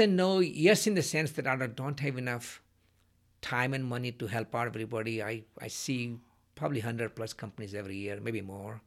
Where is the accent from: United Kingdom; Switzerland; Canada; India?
India; moved away; when I was growing up in India